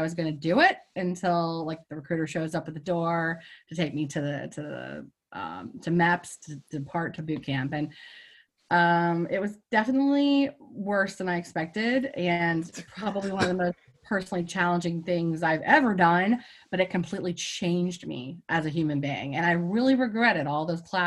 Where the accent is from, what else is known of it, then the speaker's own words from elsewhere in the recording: Clarksburg, West Virginia, United States; I am a Clarksburg, West Virginia native. And, you know, I had a really traditional, strict West Virginia upbringing